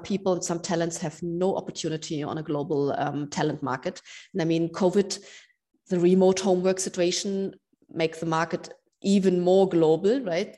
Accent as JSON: {"language": "English", "region": "Berlin", "country": "Germany", "tie": "born or raised there", "said": "my hometown, Berlin."}